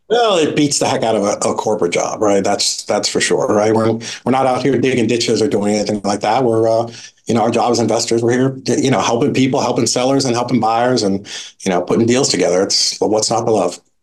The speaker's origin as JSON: {"language": "English", "town": "Boston", "region": "Massachusetts", "country": "United States", "tie": "born or raised there", "said": "I grew up in in Boston, had a great kind of just middle class family"}